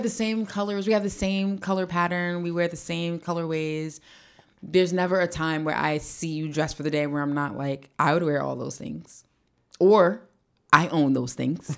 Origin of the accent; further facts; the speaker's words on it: East Orange, New Jersey, United States; I'm from East Orange